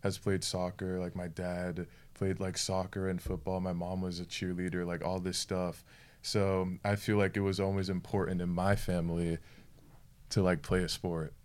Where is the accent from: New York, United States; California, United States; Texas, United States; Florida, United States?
Florida, United States; I am from Florida. I'm a Florida boy.